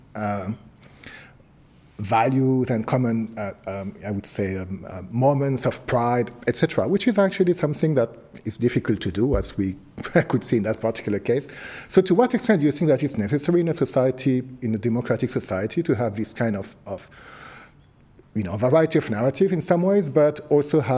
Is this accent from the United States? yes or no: no; France; moved away; I come from France